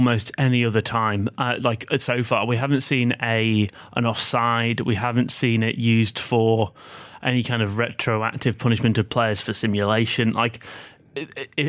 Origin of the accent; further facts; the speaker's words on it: Manchester, North West England, United Kingdom; accent: Mancunian; now in Australia; my accent is a Mancunian one